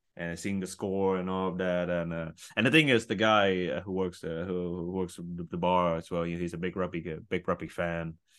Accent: Vietnam; I'm from Vietnam

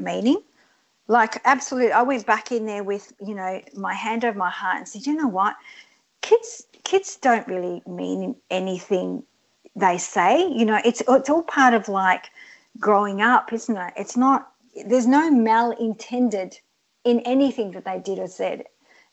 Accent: Australia; English is a second language; I came to Australia when I was 7 years old, and I didn't speak a word of English, and I had to live in a hostel for 2 years and learn English.

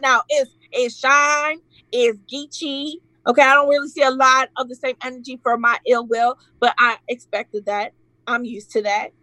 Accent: Detroit, Michigan, United States; I'm from Detroit

